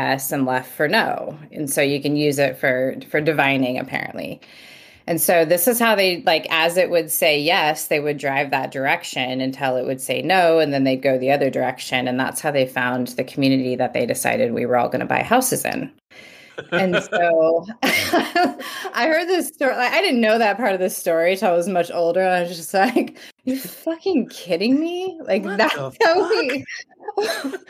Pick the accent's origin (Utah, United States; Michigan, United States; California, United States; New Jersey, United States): California, United States; near Yosemite National Park; also born or lived in Bakersfield, California; I grew up in the mountains of California, just outside Yosemite National Park